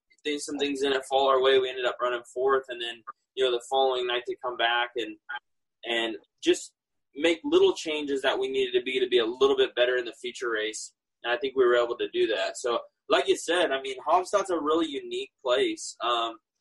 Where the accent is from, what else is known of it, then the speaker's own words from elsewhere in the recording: California, United States; I grew up in California